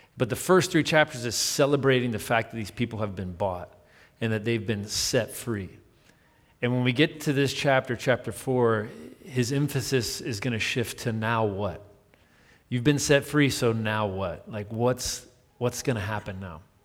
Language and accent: English; United States; I'm American